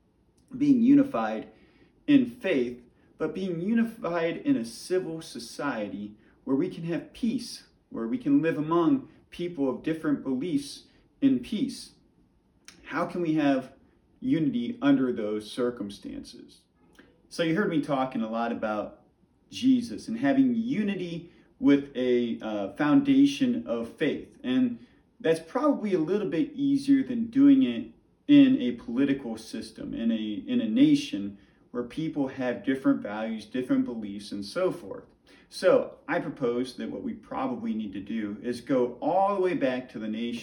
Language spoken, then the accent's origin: English; United States; as American people